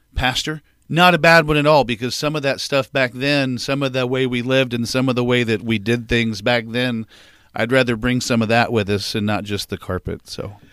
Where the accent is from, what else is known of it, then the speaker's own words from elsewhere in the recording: West Frankfort, Illinois, United States; also born or lived in Anna, Illinois; I was born in Anna, Illinois, um, and then I spent my first six months there. Uh, and then mom and dad moved to, uh, West Frankfort